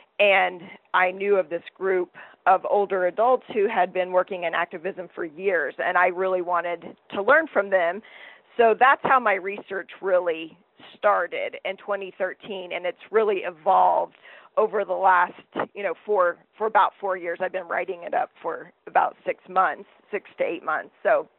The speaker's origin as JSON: {"language": "English", "region": "the South", "country": "United States", "tie": "born or raised there", "said": "I grew up in the South in a fairly racist, sexist, heterosexist, xenophobic environment."}